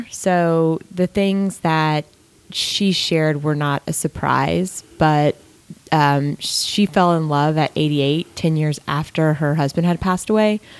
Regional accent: Gwinnett County, Georgia, United States; Gwinnett County, Georgia.

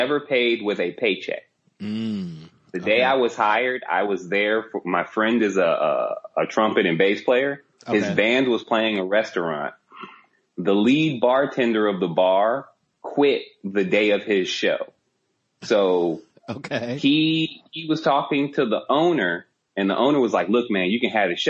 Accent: College Station, Texas, United States; moved away as an adult; also born or lived in Chicago, Illinois; now in Los Angeles, United States; I was born in Chicago, but I grew up the majority of my life in Texas

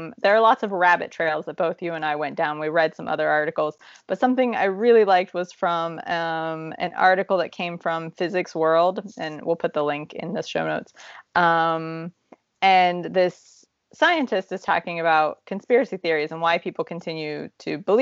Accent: Midwest, United States; moved away as an adult; now in Czech Republic; We grew up in the Midwest

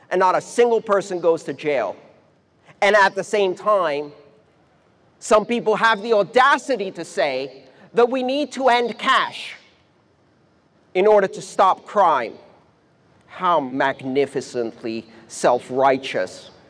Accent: Iran; born there; I was born in Iran. I didn't choose that.

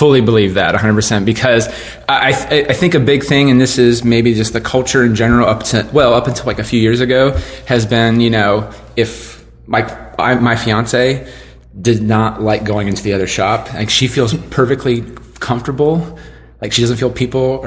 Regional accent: West Jefferson, Ohio, United States; now in Columbus, United States; I'm from West Jeff.

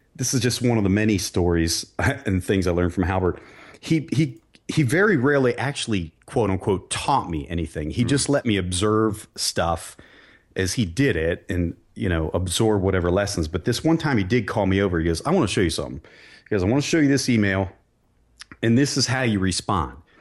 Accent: Barberton, Ohio, United States; I grew up in Barberton, Ohio, a blue collar town

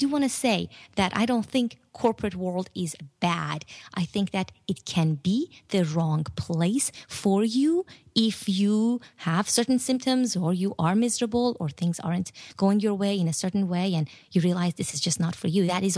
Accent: Iran; now in United States; And I didn't really want to tell them I was from Iran.

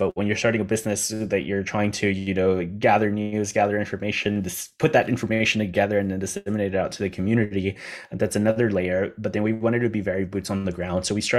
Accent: John's Island, South Carolina, United States; And so we decided to host one in that place where I grew up on John's Island.

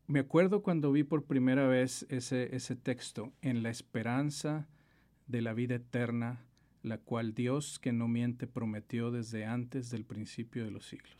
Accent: Monterrey, Nuevo León, Mexico; also born or lived in Mexico City; Nacido en la Ciudad de México y criado en Monterrey.

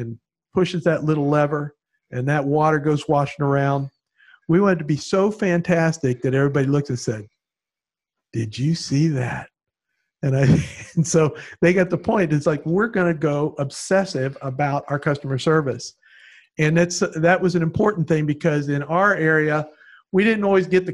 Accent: Palm Beach County, Florida, United States; having grown up here, and as I told you, I've been about in every school in North County

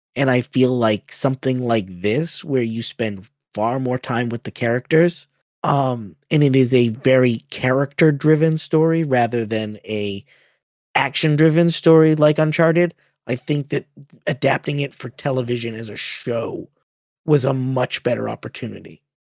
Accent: Boston, Massachusetts, United States; I'm from Boston

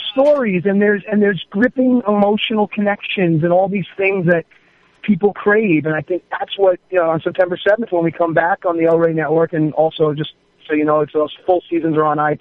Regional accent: New York, United States; I grew up in New York with four sisters

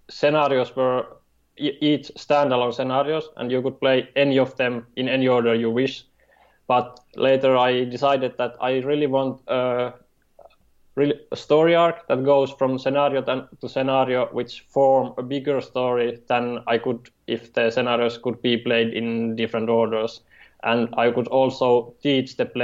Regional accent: Finland; I'm from Finland, and right now I'm living in Pori, which is on the western coast

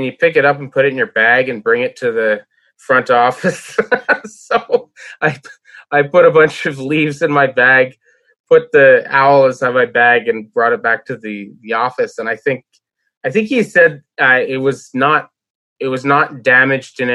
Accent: Montreal, Quebec, Canada; when I was a kid growing up in Verdun

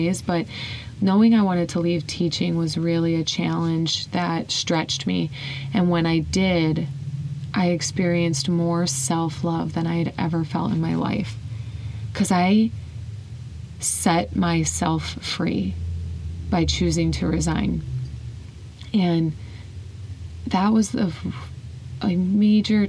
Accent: Whiting, Indiana, United States; I was really comfortable in my hometown, Whiting, Indiana.

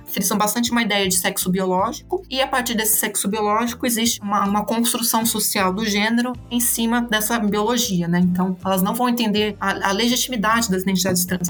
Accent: Botucatu, São Paulo, Brazil; moved away as an adult; also born or lived in Campinas; eu sou de Botucatu, né? Eu vim para estudar é, letras em Campinas

